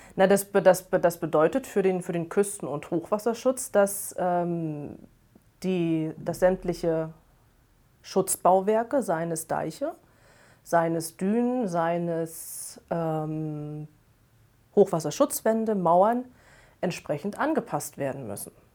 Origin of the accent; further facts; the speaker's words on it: Rostock, Mecklenburg-Vorpommern, Germany; Ich bin äh, am Wasser geboren und groß geworden. Also ursprünglich komme ich, komm ich aus Rostock ähm, Mecklenburg-Vorpommern, direkt an der Ostseeküste.